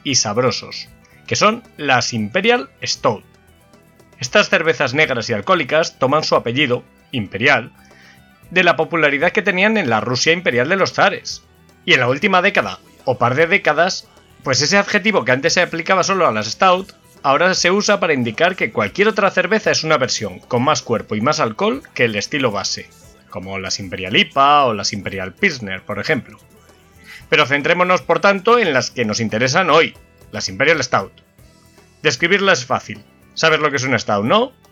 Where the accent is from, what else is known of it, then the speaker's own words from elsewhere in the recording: Valladolid, Castile and León, Spain; mi ciudad natal, Valladolid